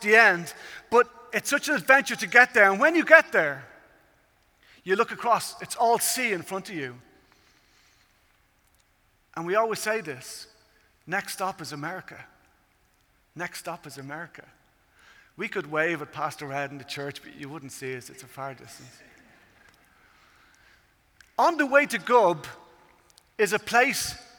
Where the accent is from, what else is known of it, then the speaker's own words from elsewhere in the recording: Ireland; I come from Ireland, as you can tell at this stage by the accent.